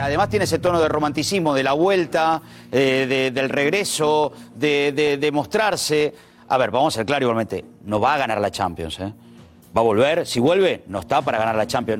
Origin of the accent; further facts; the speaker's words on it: Argentina; a mí como argentino